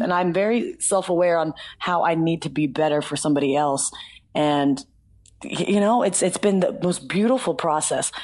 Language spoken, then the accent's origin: English; the South, United States; also born or lived in Nashville; I'm from the South